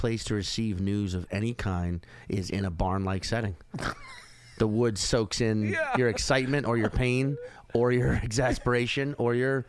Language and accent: English; New Orleans, Louisiana, United States; moved away; also born or lived in New York; I grew up in Louisiana, for people that don't know.